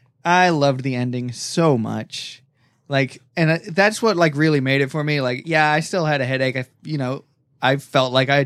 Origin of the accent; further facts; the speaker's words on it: United Kingdom; moved away; That I was born British. That's what makes me British.